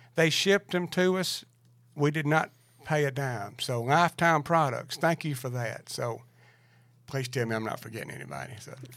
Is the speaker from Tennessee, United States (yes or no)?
yes; Lincoln County, Tennessee, United States; I'm from Lincoln County in Macburg, Chicken Creek